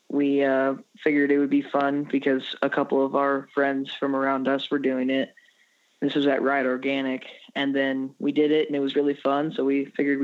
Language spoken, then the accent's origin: English; Hillsboro, Illinois, United States; I'm 13 years old, and I'm from Hillsboro, Illinois.